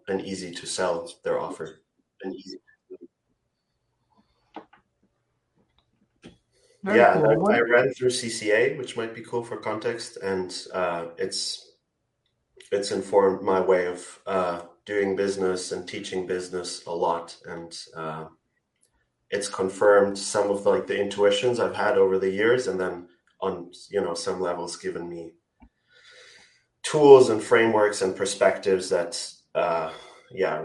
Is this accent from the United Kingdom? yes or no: no; Austria; I'm from Austria. I'm living in Austria as well right now